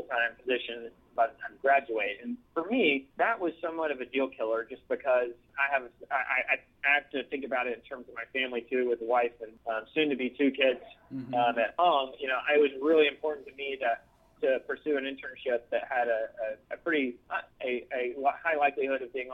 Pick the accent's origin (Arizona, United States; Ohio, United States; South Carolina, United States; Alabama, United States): Alabama, United States; Birmingham; moved away as an adult; now in Nashville, United States; my hometown of Birmingham